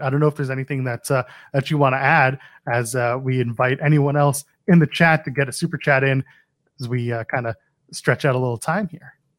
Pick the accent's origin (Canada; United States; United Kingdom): Canada; I'm Canadian.